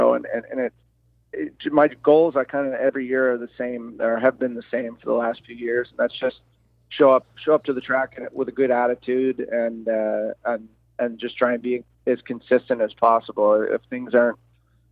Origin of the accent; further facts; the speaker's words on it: Prince Edward Island, Canada; now in Guelph, Canada; I've got friends that I grew up with back in Prince Edward Island